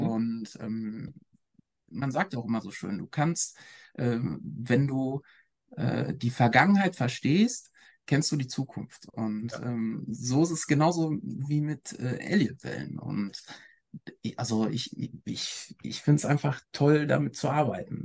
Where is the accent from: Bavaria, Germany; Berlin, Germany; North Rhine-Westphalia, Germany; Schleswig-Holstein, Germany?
North Rhine-Westphalia, Germany; Ruhr area; ich bin im Ruhrgebiet aufgewachsen